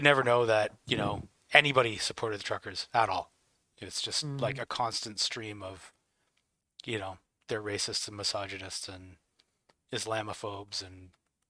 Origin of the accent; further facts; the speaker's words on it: Canada; Like, Canada, and I can say this as a Canadian, Canada just follows everything that everybody else is doing.